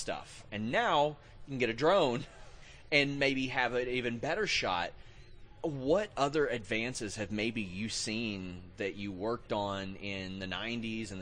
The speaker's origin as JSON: {"language": "English", "region": "Kentucky", "country": "United States", "said": "I'm from Kentucky"}